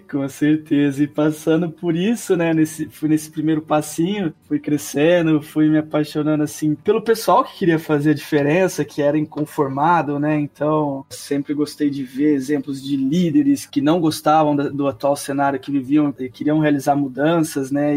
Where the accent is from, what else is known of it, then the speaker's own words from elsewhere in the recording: Ribeirão Preto, São Paulo, Brazil; also born or lived in Minas Gerais / Piracicaba; eu nasci em Minas Gerais, sou, apesar do sotaque, que não, não ser tanto assim, cresci em Ribeirão Preto também